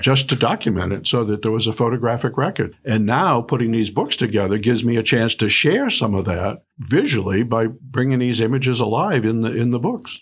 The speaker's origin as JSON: {"language": "English", "town": "Dover", "region": "New Hampshire", "country": "United States", "tie": "born or raised there", "also_born_or_lived": "California / New Jersey", "moved": "as an adult", "said": "I grew up in Dover"}